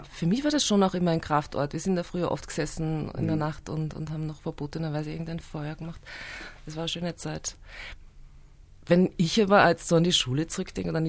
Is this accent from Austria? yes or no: yes; Steyr, Upper Austria, Austria; now in Vienna, Austria; Ich bin ja in den 90er Jahren nach Wien gekommen. Also ich bin in Oberösterreich